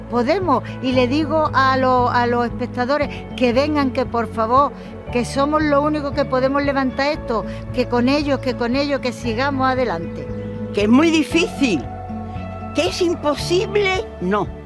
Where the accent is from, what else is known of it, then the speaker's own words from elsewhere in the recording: Málaga, Andalusia, Spain; Malaguista soy porque soy malagueña.